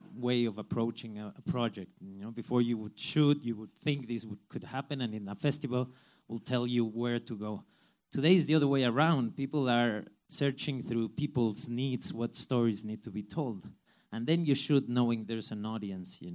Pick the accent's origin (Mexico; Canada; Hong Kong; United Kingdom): Mexico; I come from Mexico, where we don't have a studio system